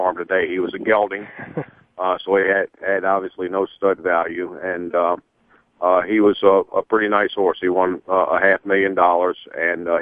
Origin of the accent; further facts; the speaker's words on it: Varina, Virginia, United States; I grew up just outside of Richmond, a little community called Varina